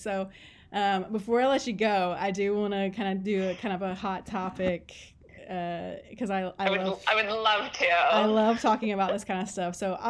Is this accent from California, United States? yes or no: no; Cherokee, North Carolina, United States; growing up in Cherokee